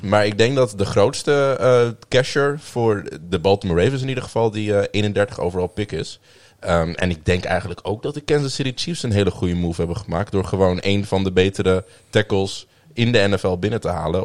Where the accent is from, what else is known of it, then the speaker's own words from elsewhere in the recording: Amsterdam, North Holland, Netherlands; moved away as an adult; now in Groningen, Netherlands; ik kom oorspronkelijk eh, uit Amsterdam. Eh, ben daar ook eh, opgegroeid en voor de studie hierheen gekomen